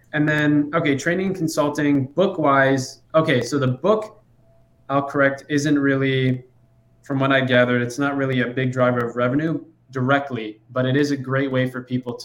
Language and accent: English; Chicago, Illinois, United States; So my parents came from Iran, and I was born in Chicago.